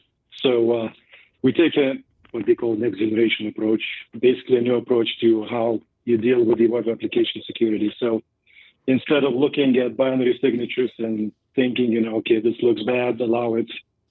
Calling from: Boulder, Colorado, United States; I'm joining you from Boulder, Colorado.

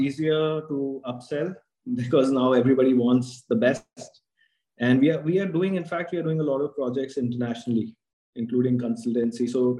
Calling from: New Delhi, Delhi, India; I'm in New Delhi right now.

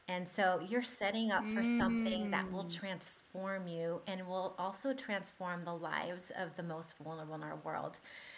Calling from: Tennessee, United States; I am coming from Tennessee in the U.S., but I have family in Calgary.

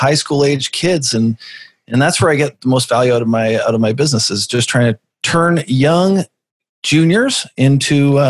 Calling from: Vancouver, British Columbia, Canada; Vancouver, British Columbia.

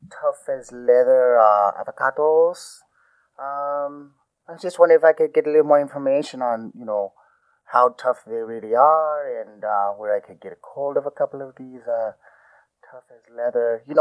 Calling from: Juarez, Chihuahua, Mexico; Uh, I am. I'm down here in Juarez.

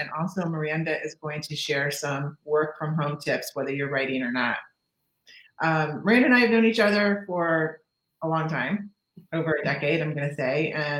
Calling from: Celebration, Florida, United States; because I'm coming from Celebration, Florida, and you are in Canada.

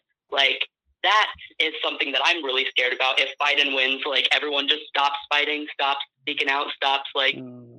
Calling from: Tucson, Arizona, United States; I'm calling from Tucson, Arizona.

